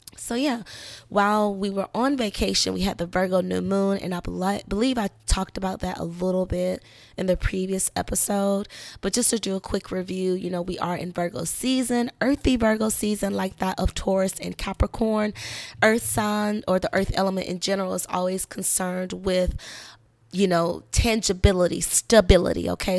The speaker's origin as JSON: {"language": "English", "region": "South Carolina", "country": "United States", "also_born_or_lived": "Orlando, Florida", "moved": "yes", "lives_now": "Georgia, United States", "said": "I'm from South Carolina"}